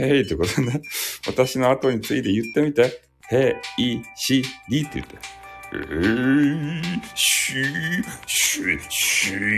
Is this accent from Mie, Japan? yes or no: no; Fukuoka, Japan; accent: Hakata dialect; 俺が博多弁で言いよるやつ